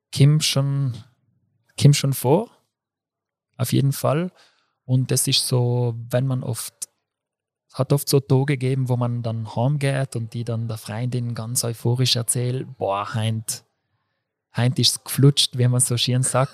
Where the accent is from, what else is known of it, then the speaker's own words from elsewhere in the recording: Brixen, Trentino-Alto Adige, Italy; moved away as an adult; now in Innsbruck, Austria; komme aus Brixen im Südtirol